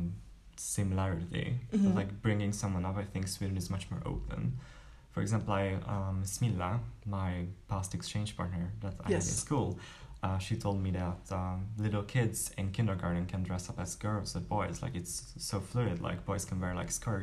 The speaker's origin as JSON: {"language": "English", "region": "Budapest", "country": "Hungary", "tie": "born or raised there", "second_language": "English", "said": "I'm Hungarian from Budapest, raised and born in Budapest, so I'm a city boy"}